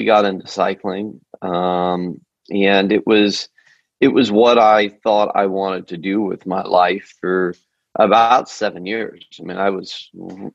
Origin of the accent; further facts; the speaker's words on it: Denver, Colorado, United States; also born or lived in Boulder; I grew up in Denver